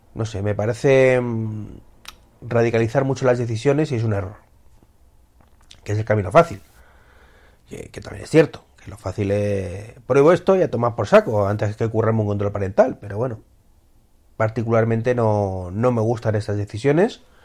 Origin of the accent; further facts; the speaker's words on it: Spain; como somos los españoles, que no nos fiamos ni de nuestra sombra